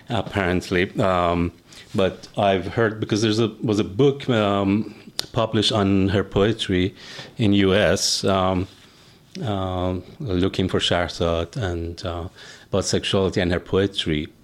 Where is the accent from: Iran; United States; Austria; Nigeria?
Iran; moved away; as a kid, uh, growing up in Iran, watching Iranian films